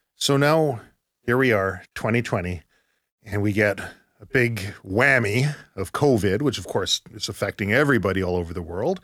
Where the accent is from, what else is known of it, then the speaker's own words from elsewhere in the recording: Surrey, British Columbia, Canada; I grew up in Surrey